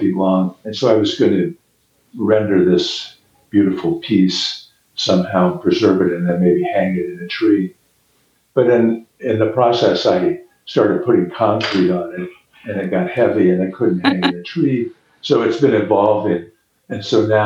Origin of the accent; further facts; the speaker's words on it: Ohio, United States; moved away as an adult; also born or lived in Chicago, Illinois; now in Matfield Green, United States; I grew up in Ohio